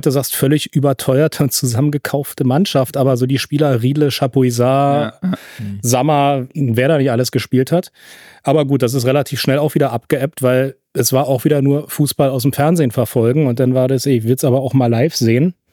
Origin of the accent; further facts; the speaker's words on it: Spandau, Berlin, Germany; born there; ich bin ja gebürtiger Spandauer und Familie väterlicherseits hatten alle Kleingärten in einer Kleingartenkolonie